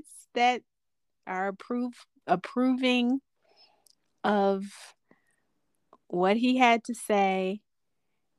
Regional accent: United States; we're American

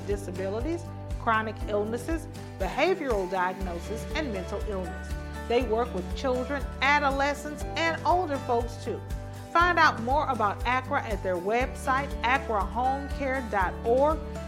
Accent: Houston, Texas, United States; I'm from Fifth Ward

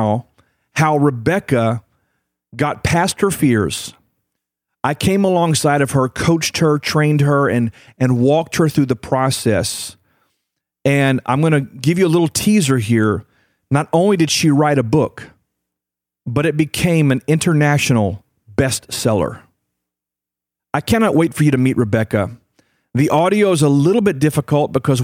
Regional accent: United States; I'm from the United States of America. I live here in North America

